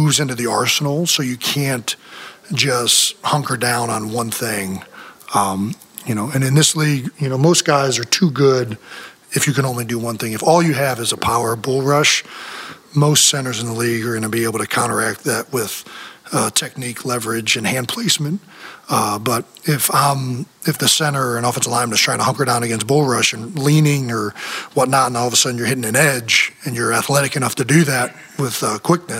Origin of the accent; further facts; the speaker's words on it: Cleveland, Ohio, United States; now in Philadelphia, United States; growing up in Cleveland